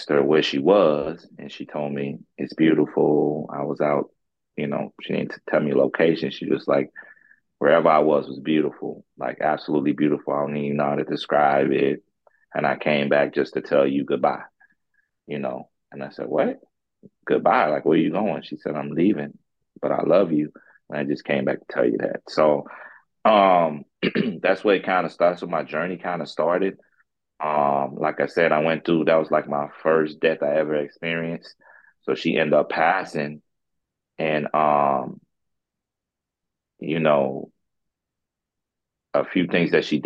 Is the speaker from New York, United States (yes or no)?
no; Florida, United States; also born or lived in St. Croix, U.S. Virgin Islands; now in St. Louis, United States; I'm from the, originally from the Virgin Islands, St. Croix. That's where I'm from. I grew up in Florida, and then I moved out here to Missouri, St. Louis